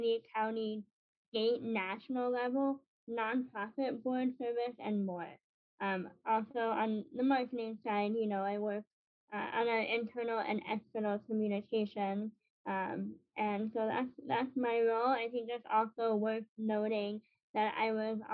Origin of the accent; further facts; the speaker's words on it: New York City, New York, United States; now in Chicago, United States; I'm actually originally from Brooklyn, New York, so I am a transplant to Chicago